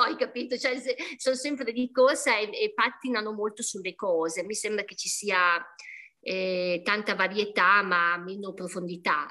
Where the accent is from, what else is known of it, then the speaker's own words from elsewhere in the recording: Modena, Emilia-Romagna, Italy; io sono di Modena